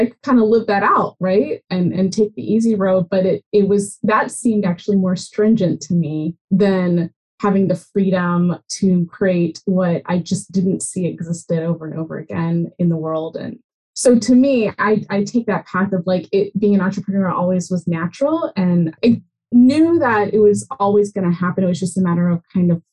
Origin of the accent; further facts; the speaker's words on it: Nashville, Tennessee, United States; I grew up in Tennessee, in Nashville